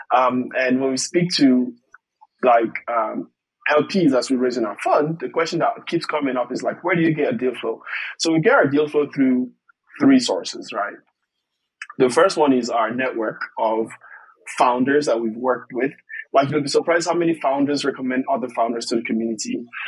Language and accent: English; Togo; moved away as an adult; also born or lived in Ireland; I'm from Togo originally, uh, born and raised